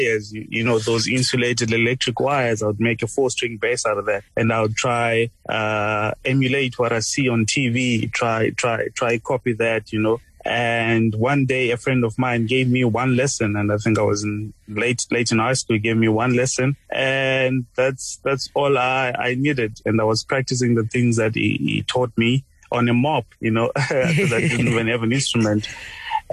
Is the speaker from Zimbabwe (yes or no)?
yes; Harare, Zimbabwe; now in South Africa; I'm originally from Zimbabwe, born in Harare. I grew up there